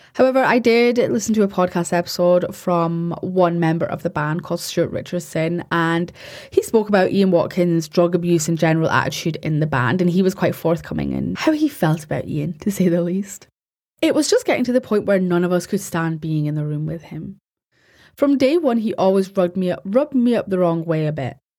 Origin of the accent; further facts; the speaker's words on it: Scotland, United Kingdom; I'm Scottish and I pronounce my R's